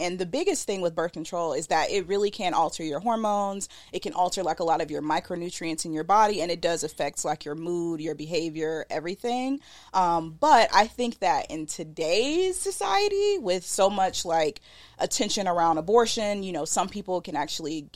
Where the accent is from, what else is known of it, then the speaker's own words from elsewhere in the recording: the South, United States; accent: southern; My southern accent